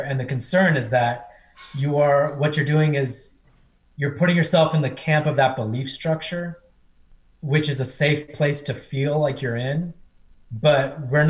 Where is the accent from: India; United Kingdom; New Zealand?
India; born there; as someone Indian born, India is very corrupt.